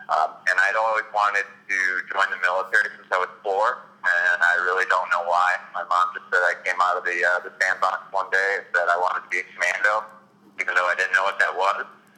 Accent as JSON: {"language": "English", "town": "Burlington", "region": "Wisconsin", "country": "United States", "tie": "born or raised there", "moved": "yes", "lives_now": "Syracuse, United States", "said": "kind of down by Spike Mill, kind of southeast corner, small town called Burlington."}